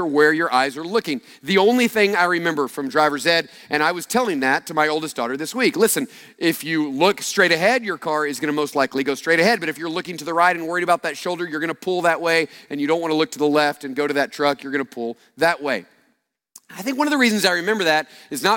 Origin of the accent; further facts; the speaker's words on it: United States; growing up in the United States, particularly growing up for me in the late 70s, early 80s during the Cold War